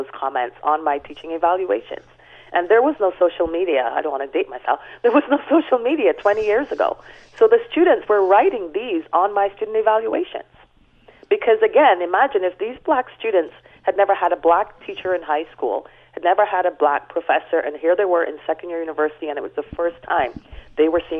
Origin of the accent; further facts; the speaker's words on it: Barbados; I was born and raised in Barbados